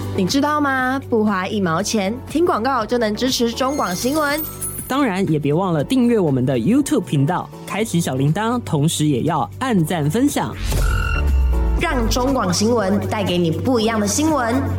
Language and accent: Chinese; Banqiao, New Taipei, Taiwan; also born or lived in Yunlin; 我在板桥长大，我是念板桥国小、板桥国中